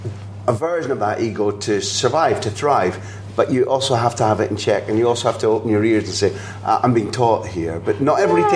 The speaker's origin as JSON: {"language": "English", "region": "Scotland", "country": "United Kingdom", "said": "as a Scot"}